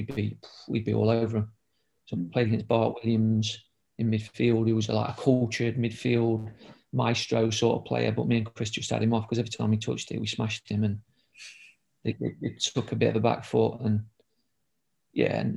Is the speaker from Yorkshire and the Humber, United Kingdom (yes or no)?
no; Ilkeston, East Midlands, United Kingdom; because I'm from Derby, but I'm from Ilkeston